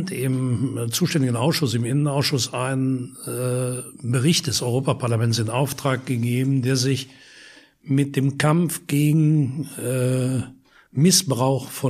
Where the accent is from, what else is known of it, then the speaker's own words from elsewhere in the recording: Wallonia, Belgium; das ist ein Vorort von Lüttich, nicht weit weg von meiner Heimat.